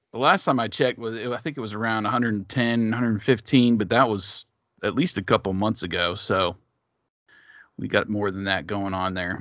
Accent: Big Ten country, Midwest, United States; I grew up in Big Ten country

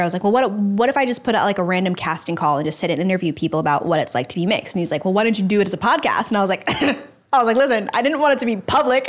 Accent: Dallas, Texas, United States; now in Los Angeles, United States; I grew up in Dallas, Texas

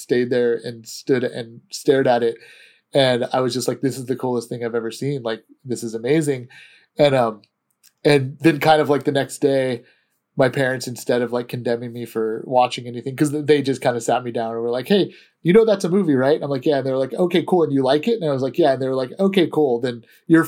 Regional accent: Antioch, California, United States; also born or lived in Walnut Creek, California; I grew up in Antioch, but I actually went to high school in Walnut Creek, California at Los Lomas

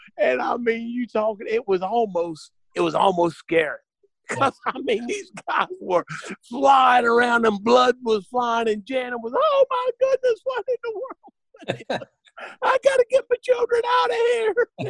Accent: West Virginia, United States; born there; Kevin, I was born in West Virginia.

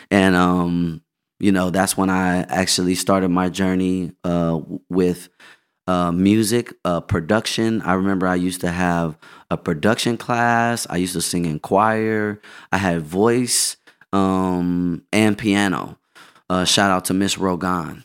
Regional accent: Inglewood, California, United States; also born or lived in Los Angeles; I was in Inglewood and then I moved to L

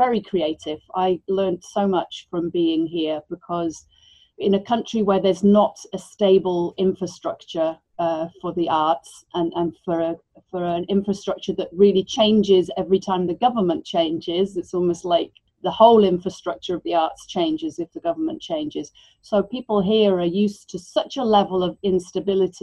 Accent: Wales, United Kingdom; moved away as an adult; also born or lived in Buenos Aires, Argentina; I was really lucky growing up in Wales

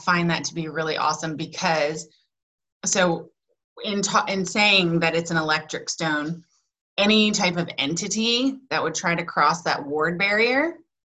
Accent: the American South, United States; I grew up in the American South.

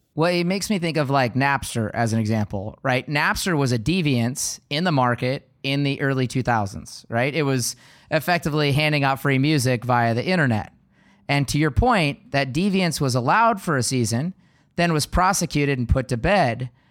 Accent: Seattle, Washington, United States; I was born and raised in Seattle

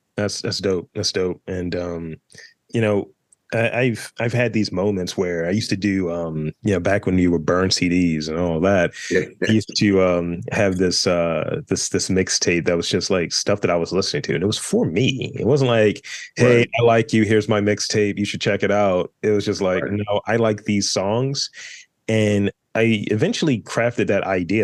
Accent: Baltimore, Maryland, United States; I'm from Baltimore

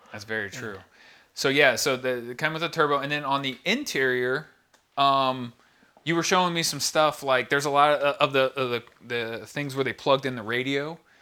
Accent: Houston, Texas, United States; growing up in Houston

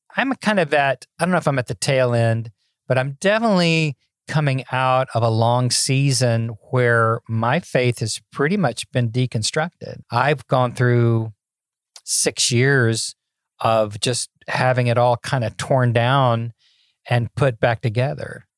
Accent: Memphis, Tennessee, United States; I grew up in Memphis, Tennessee

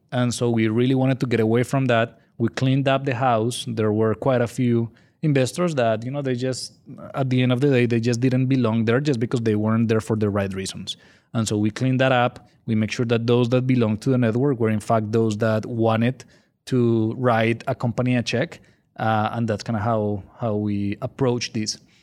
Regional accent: Colombia; English is a second language; moved away as an adult; now in San Antonio, United States; I'm originally from Colombia, in case you're wondering where my accent is from. So, I was born and raised there

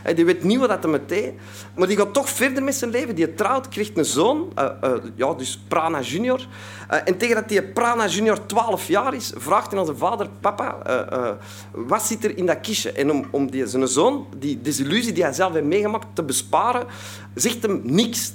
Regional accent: Antwerp, Flanders, Belgium; ik kom uit Antwerpen, hè, dat zult je al horen, dus uit België

